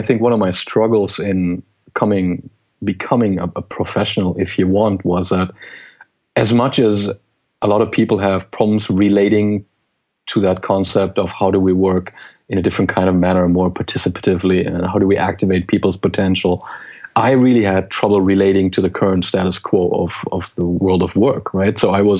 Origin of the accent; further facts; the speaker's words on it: Geneva, Switzerland; English is a second language; also born or lived in Germany; HP expatriated my father from Germany to Switzerland. I grew up in Geneva. I grew up in different countries. I learned different languages